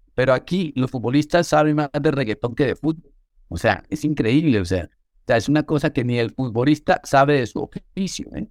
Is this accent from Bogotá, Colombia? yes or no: yes; Bogotá, Colombia; como soy de Bogotá